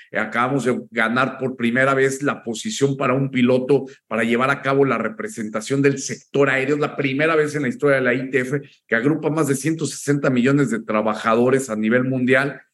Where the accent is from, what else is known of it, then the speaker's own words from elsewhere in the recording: Mexico; teníamos seis días de vacaciones como mexicanos